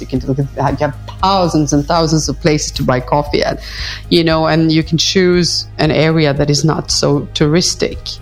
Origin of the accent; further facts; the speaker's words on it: Stockholm, Stockholm County, Sweden; now in Paris, France; I live in Paris, but I visit Stockholm very often because that's my hometown